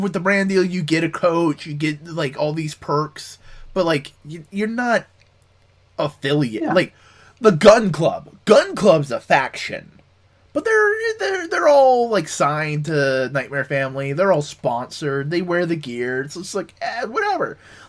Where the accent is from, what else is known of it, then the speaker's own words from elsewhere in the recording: New Jersey, United States; I'm from New Jersey.